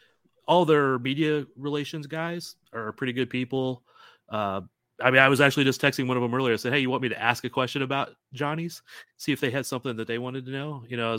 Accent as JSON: {"language": "English", "town": "St. Louis", "region": "Missouri", "country": "United States", "tie": "born or raised there", "said": "I grew up in St. Louis, which is across the state from Kansas City. Huge soccer background there."}